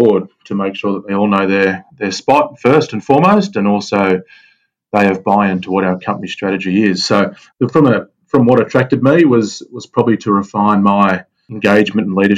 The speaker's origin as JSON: {"language": "English", "town": "Sydney", "region": "New South Wales", "country": "Australia", "tie": "born or raised there", "said": "born and bred in Sydney"}